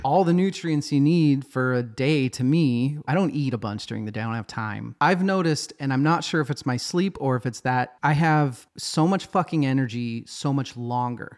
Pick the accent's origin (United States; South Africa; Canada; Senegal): United States; we're American